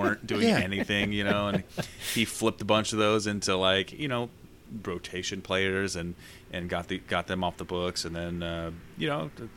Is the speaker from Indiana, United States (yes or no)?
yes; Indiana, United States; as a kid, you know, growing up in Indiana